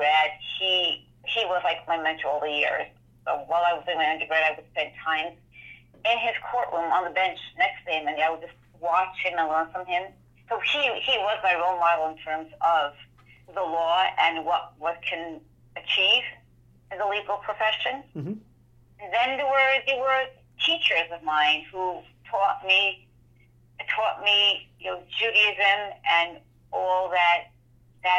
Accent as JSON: {"language": "English", "town": "New York City", "region": "New York", "country": "United States", "tie": "born or raised there", "said": "I grew up in the Borough Park section of Brooklyn"}